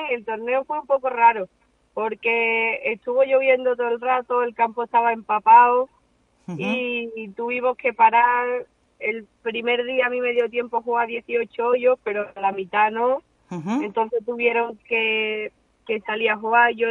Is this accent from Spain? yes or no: yes; Spain; porque como somos siete, ocho españolas jugando en Simetra